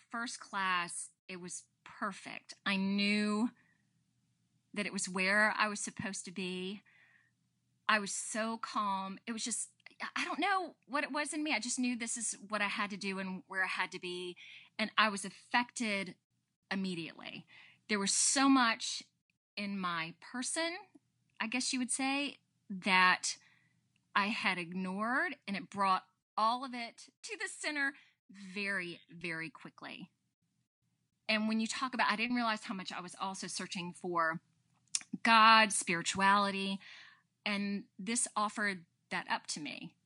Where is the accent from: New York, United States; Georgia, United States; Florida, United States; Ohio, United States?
Georgia, United States; Statesboro; I come from Statesboro, Georgia, which is near Savannah